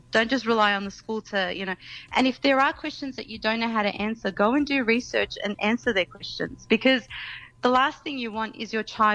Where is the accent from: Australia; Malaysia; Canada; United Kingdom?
Australia